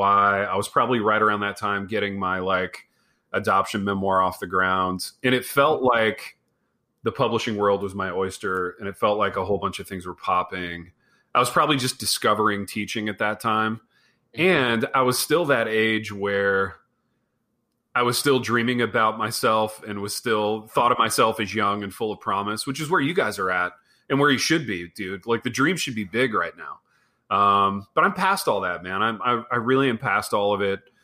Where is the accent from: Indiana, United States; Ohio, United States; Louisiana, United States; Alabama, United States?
Indiana, United States; Hartford City; We had this little pizza place in my hometown called Pizza King